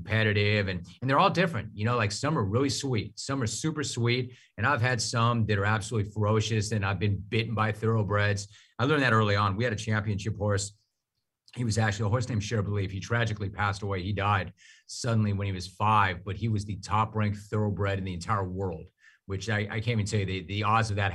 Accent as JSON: {"language": "English", "region": "Southern California", "country": "United States", "said": "I'm from Southern California"}